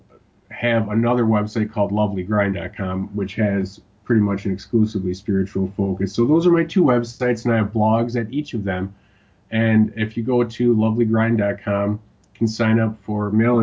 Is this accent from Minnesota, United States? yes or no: no; Wisconsin, United States; Wisconsin, my home state